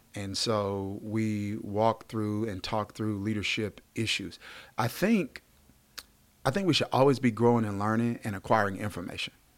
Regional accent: Mississippi, United States; I grew up in Mississippi

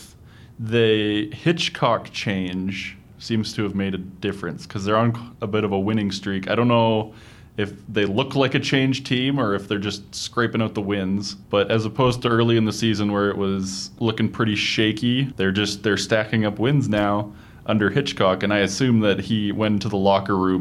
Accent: Calgary, Alberta, Canada; I grew up around Calgary-ish

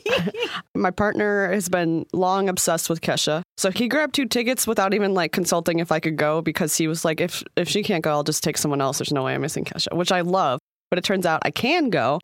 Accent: Midwest, United States; I'm from the Midwest

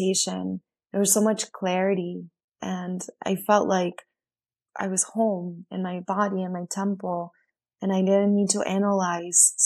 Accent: Bariloche, Río Negro, Argentina; moved away; my hometown in Argentina, where Argentina in Bariloche, my town is a big lake that is surrounded by mountains

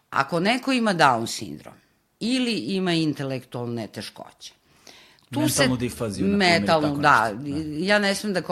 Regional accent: Pančevo, Vojvodina, Serbia; mi smo iz Pančeva inače

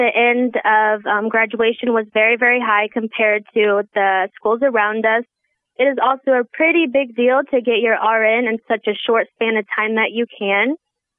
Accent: Joplin, Missouri, United States; My hometown is in Joplin, Missouri

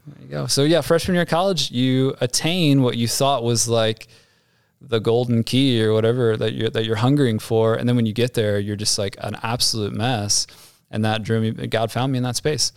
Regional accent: Ohio, United States; also born or lived in Dayton, Ohio / Amelia, Ohio; Grew up in Ohio, so, uh, suburb of Dayton, Ohio, and then moved to Amelia, Ohio, a suburb of Cincinnati

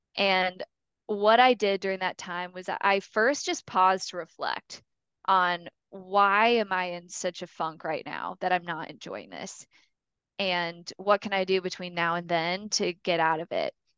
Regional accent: Mishawaka, Indiana, United States; I grew up in Mishawaka, Indiana, which is up right by South Bend

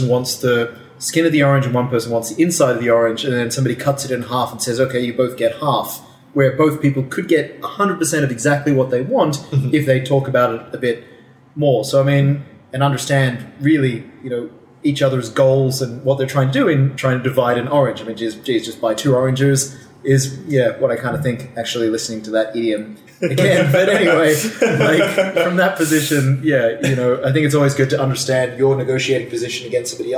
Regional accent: Australia; now in Tokyo, Japan; I'm Australian.

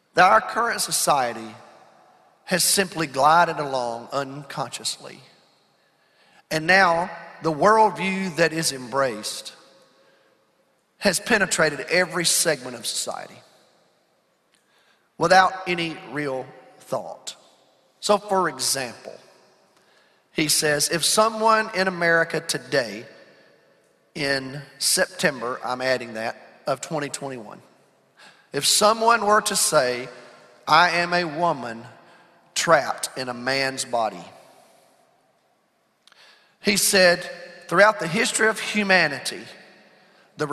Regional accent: United States; speaking as an American

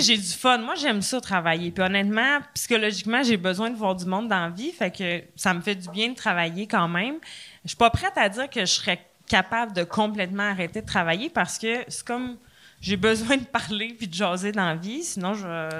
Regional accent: Trois-Rivières, Quebec, Canada; moved away; also born or lived in Laval; je viens de Trois-Rivières à base

